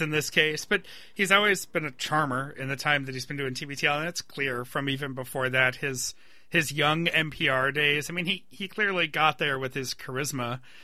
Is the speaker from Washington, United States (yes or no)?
no; Webster, New York, United States; my hometown of Webster, New York